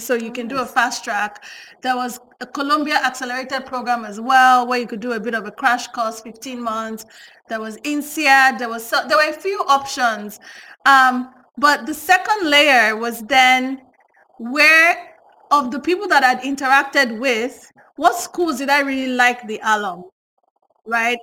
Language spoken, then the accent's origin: English; Nigeria; accent: Yoruba; first language Yoruba; English is a second language; I could hear my Yoruba accent very strongly